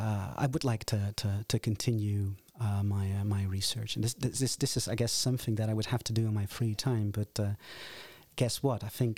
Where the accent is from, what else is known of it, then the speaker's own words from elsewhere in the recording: Netherlands; also born or lived in United States; Because I was born and raised in Holland and did my undergraduate work here, completed my master's degrees before I moved to the United States to pursue a PhD.